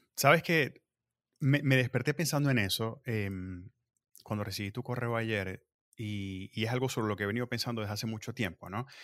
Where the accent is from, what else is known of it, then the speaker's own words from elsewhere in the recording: Venezuela; moved away as an adult; also born or lived in Mexico; now in United States; Igual soy de Venezuela, ya, allá vengo